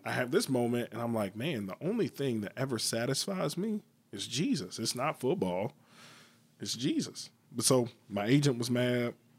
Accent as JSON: {"language": "English", "town": "Atlanta", "region": "Georgia", "country": "United States", "tie": "born or raised there", "said": "my hometown"}